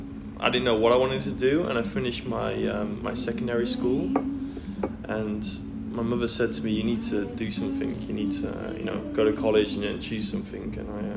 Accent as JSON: {"language": "English", "country": "Netherlands", "tie": "born or raised there", "also_born_or_lived": "Manchester, England / Sheffield, England / Svalbard, Norway", "moved": "yes", "lives_now": "Melbourne, Australia", "said": "I'm originally from England, but I grew up in the Netherlands."}